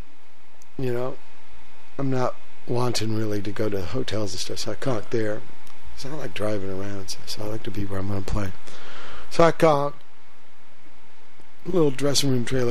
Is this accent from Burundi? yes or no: no; California, United States; born or raised there; also born or lived in Virginia